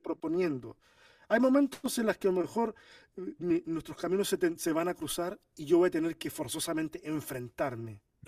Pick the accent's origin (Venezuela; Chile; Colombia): Chile; also born or lived in Argentina; chileno por decisión, porque yo nací en Argentina. Pero toda mi familia es de Chile, me crié en Chile